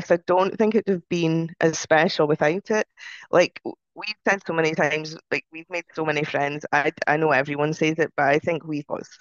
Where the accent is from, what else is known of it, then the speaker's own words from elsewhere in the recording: United Kingdom; We're still British, aren't we?